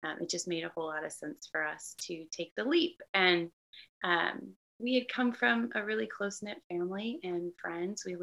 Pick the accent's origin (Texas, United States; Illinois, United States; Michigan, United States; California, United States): Illinois, United States; I am born and raised in Illinois